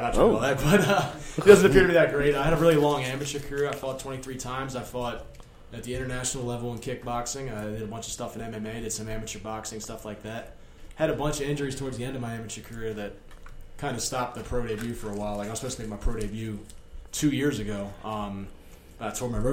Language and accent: English; Baltimore, Maryland, United States; I'm from Baltimore